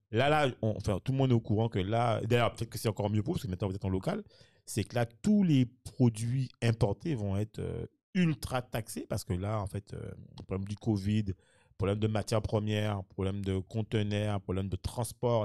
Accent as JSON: {"language": "French", "area": "Morne-à-l'Eau", "region": "Guadeloupe", "country": "France", "said": "je suis de Mondalo"}